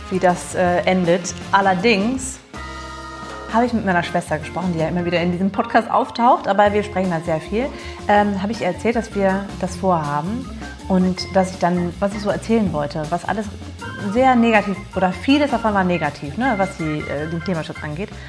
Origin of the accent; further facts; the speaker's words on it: Massachusetts, United States; ich komme persönlich aus Massachusetts. Ähm, und da muss ich sagen, dass zumindest was so äh, Pfand angehen, äh, angeht, waren wir äh, vor euch dran, was die Dosen angeht. Also als Kind haben wir schon die Dosen gesammelt.